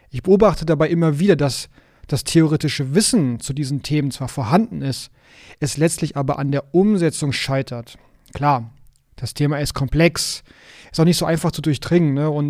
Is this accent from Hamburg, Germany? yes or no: yes; Hamburg, Germany; ich komme aus Hamburg